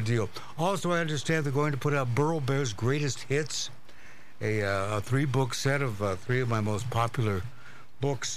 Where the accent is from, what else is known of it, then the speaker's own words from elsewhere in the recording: Walla Walla, Washington, United States; moved away; I was from Walla Walla, Washington